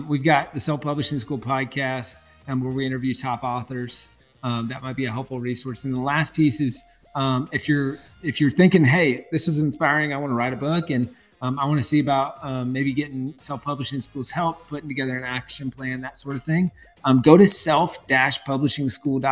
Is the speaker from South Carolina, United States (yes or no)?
yes; South Carolina, United States; now in Texas, United States; I grew up in South Carolina